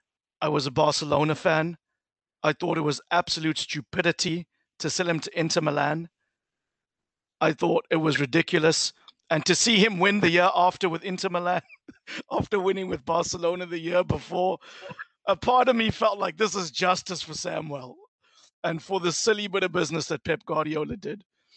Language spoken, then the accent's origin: English; Durban, KwaZulu-Natal, South Africa; my hometown in Durban